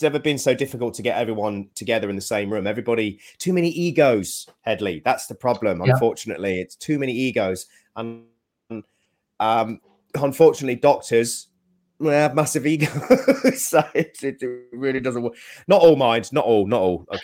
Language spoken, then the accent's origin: English; United Kingdom; we're very British